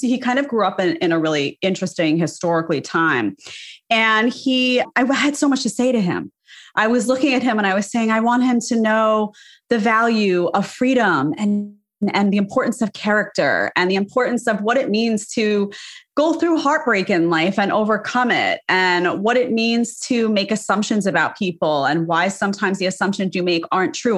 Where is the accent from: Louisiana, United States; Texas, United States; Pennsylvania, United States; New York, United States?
New York, United States; New York City; I grew up in New York, and that's just, you know, in the city, no less.